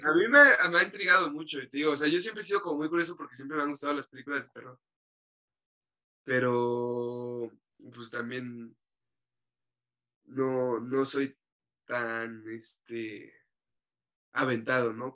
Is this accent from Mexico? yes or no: yes; Mexico; como mexicano nuestra cultura nos da la religión católica